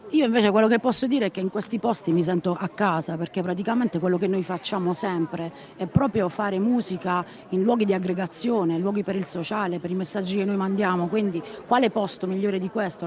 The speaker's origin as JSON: {"language": "Italian", "town": "Taranto", "region": "Apulia", "country": "Italy", "also_born_or_lived": "Bari", "said": "vengo da Taranto"}